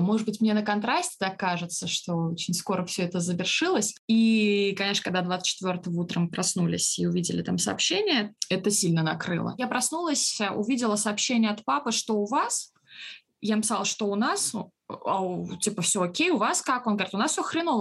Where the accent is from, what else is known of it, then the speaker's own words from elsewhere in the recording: Russia; мы из России